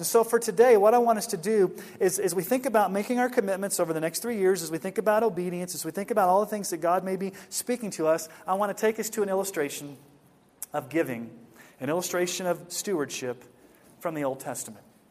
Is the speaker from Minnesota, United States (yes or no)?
no; Houston, Texas, United States; moved away; Back in 1982, when I was a kid and we were growing up in Houston